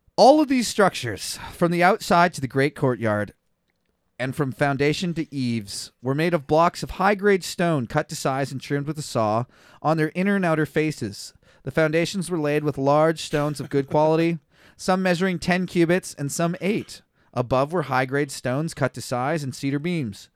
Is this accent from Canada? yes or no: yes; Kelowna, British Columbia, Canada; I was born in Kelowna.